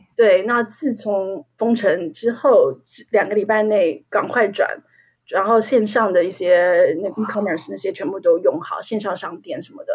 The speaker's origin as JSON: {"language": "Chinese", "country": "Taiwan", "moved": "yes", "lives_now": "London, United Kingdom", "said": "我们台湾人过去的教育的这个情况"}